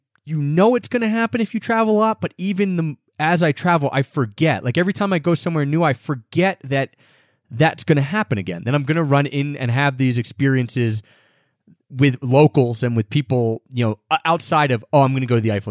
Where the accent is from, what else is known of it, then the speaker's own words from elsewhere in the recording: United States; I'm American.